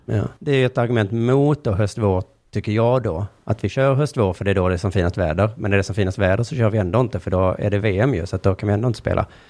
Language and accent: Swedish; Skåne, Sweden; jag är liksom skåning från längst ner i landet